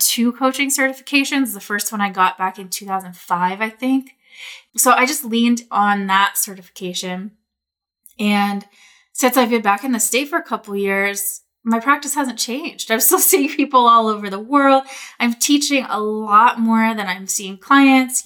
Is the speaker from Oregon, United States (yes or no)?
yes; Portland, Oregon, United States; moved away as an adult; also born or lived in Bali; I was living in Portland. I grew up in Portland. I've been in Portland a long time